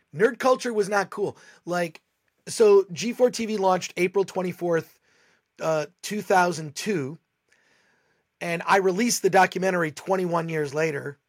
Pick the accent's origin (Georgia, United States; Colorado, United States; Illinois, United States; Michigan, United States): Michigan, United States; now in Los Angeles, United States; I grew up in Michigan.